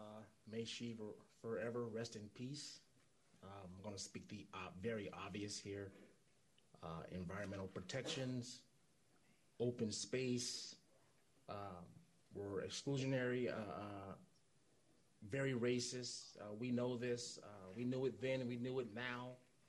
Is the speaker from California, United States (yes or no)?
yes; Marin City, California, United States; I'm born and raised in Marin City.